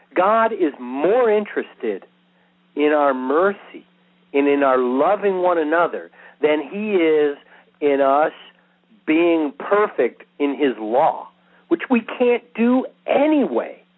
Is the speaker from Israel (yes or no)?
yes; Israel; first language English; I'm Jewish. I'm an Israeli.